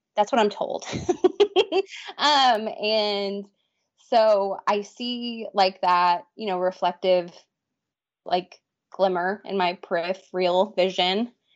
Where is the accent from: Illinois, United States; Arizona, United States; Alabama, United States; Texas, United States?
Texas, United States; born and raised in Texas